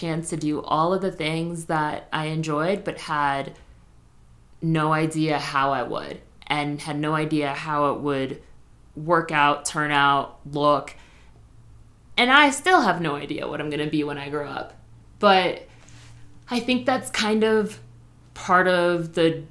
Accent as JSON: {"language": "English", "town": "Spring Valley", "region": "New York", "country": "United States", "tie": "born or raised there", "said": "I grew up in Spring Valley, New York"}